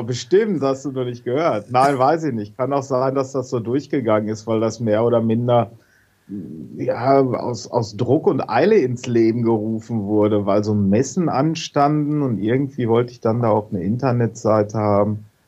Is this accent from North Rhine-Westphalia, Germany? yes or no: yes; Hagen, North Rhine-Westphalia, Germany; moved away as an adult; also born or lived in Letmathe / Hohenlimburg; now in Witten, Germany; ich bin geboren in Letmate, habe äh, Jahrzehnte in Hagen gewohnt und bin jetzt nach Witten gezogen